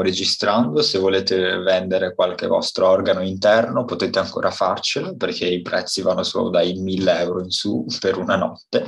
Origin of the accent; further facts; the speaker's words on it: Romania; now in Italy; sono rumeno